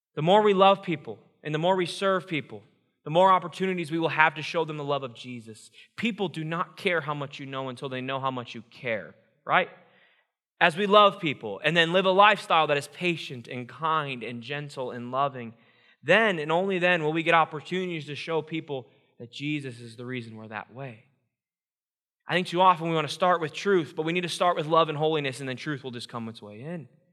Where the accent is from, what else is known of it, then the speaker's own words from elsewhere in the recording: Iowa, United States; I grew up born and raised in Iowa, Iowa proud